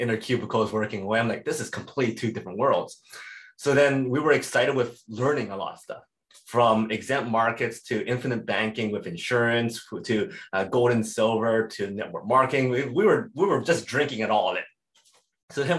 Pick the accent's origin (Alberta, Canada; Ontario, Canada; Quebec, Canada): Alberta, Canada; Edmonton; I was born and raised in Edmonton, Alberta.